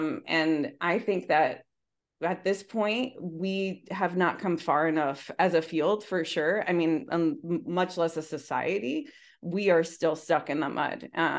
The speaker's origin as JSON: {"language": "English", "region": "New Jersey", "country": "United States", "tie": "born or raised there", "second_language": "English", "said": "my family's Cuban, and we've lived in different states in the United States. My family currently lives in Miami, but I grew up in New Jersey."}